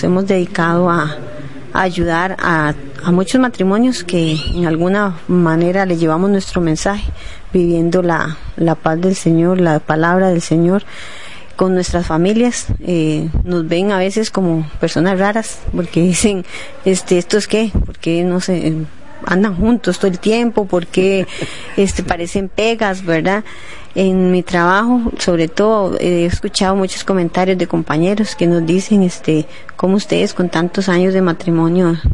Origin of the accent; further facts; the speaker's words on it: Cartago, Costa Rica; somos de Cartago, pertenecemos a la diócesis de Cartago